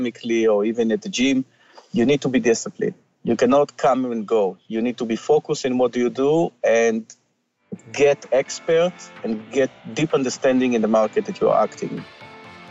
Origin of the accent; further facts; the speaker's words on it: Ra'anana, Central District, Israel; moved away as an adult; now in Canada; I came from a small town in Israel called Ra'anana.